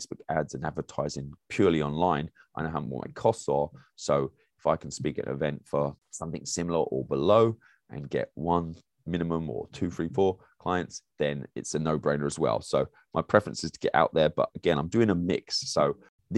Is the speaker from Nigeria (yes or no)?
no; England, United Kingdom; moved away as an adult; now in United States; As an English person